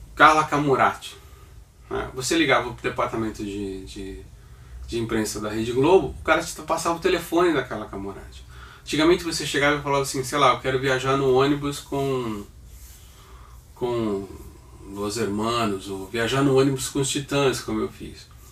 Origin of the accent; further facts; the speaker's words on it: Santos, São Paulo, Brazil; eu sou natural de Santos